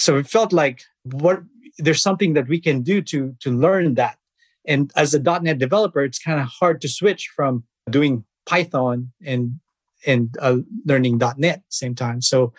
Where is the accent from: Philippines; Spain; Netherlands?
Philippines; I was born in the Philippines. I started programming back in high school, I started with GW Basic.